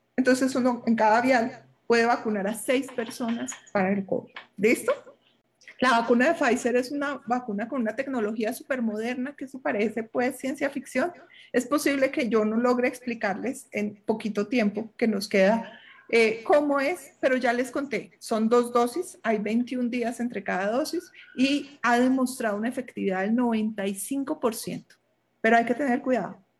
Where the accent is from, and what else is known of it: Colombia